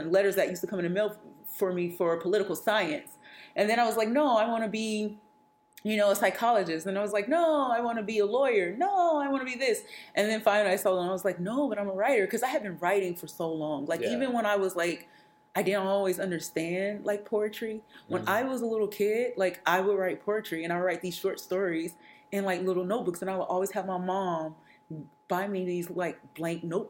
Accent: Atlanta, Georgia, United States; I'm from Atlanta, Georgia, which is a yeah. ever-growing yeah. city, you know, really yeah. big city. But the world that I grew up

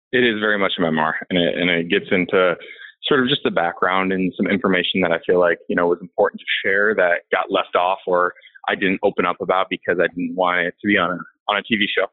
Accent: Indiana and Illinois, Midwest, United States; I grew up in Indiana and Illinois. So I'm a Midwestern guy.

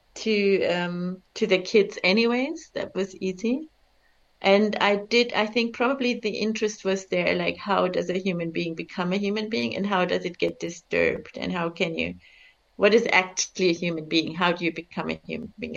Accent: Bavaria, Germany; also born or lived in Czech Republic; now in India; I grew up in Bavaria, and my parents didn't. We were immigrants actually from Czech Republic. I was born behind the Iron Curtain

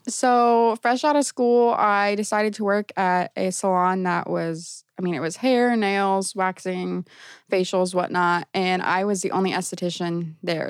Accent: Brownsburg, Indiana, United States; I'm originally from Brownsburg

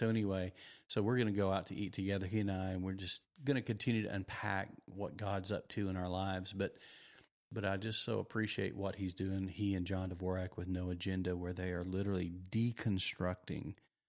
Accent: Texas, United States; I didn't grow up in America. I grew up in Texas.

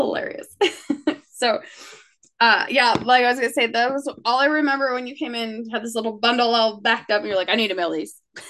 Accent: Spokane, Washington, United States; also born or lived in El Paso; now in Los Angeles, United States; I grew up in Spokane, so we're talking desert, but with like 4 foot of snow at bad times.

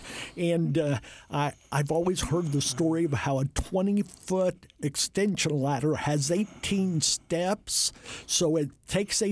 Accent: Jay County, Indiana, United States; I come from Jay County

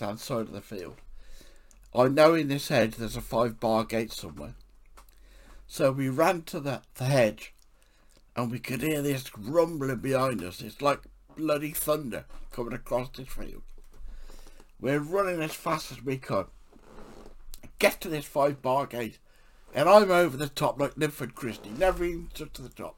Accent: England, United Kingdom; I'm an English author

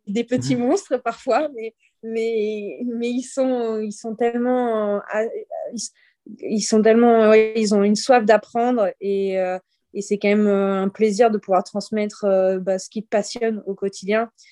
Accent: Libourne, Nouvelle-Aquitaine, France; moi, je suis de Bordeaux, de base, euh, Bordeaux, de Libourne, plus précisément

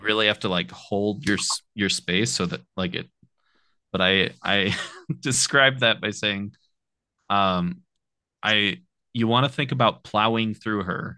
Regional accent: Apple Valley, California, United States; also born or lived in Murray, Utah; raised in Apple Valley, California, which is uh, near Victorville

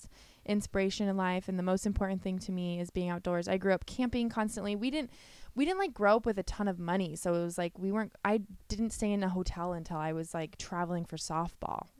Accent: Oakley, California, United States; also born or lived in Walnut Creek, California; I grew up in Northern California in a town called Oakley.

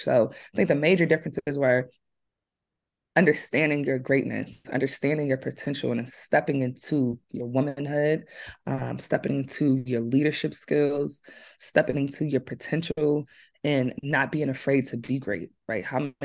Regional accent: Philadelphia, Pennsylvania, United States; also born or lived in Atlanta, Georgia; I grew up in West Philly

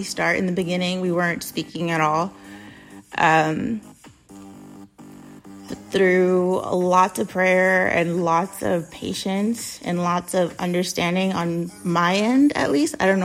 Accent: United States; I'm American

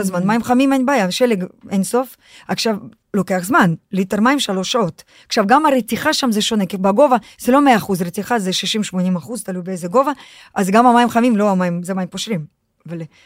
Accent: Russia; now in Israel; אני חוויתי חינוך רוסי, אני הרי נולדתי ברוסיה

